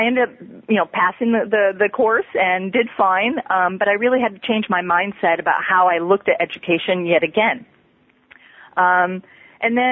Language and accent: English; Minnesota, United States; moved away as an adult; I grew up in Minnesota